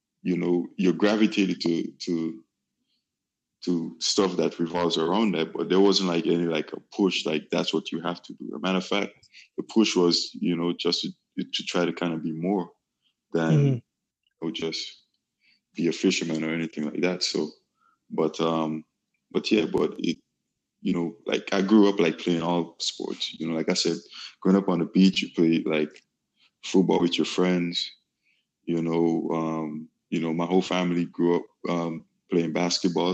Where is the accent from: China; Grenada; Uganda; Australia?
Grenada; I'm from an island in the Caribbean called Grenada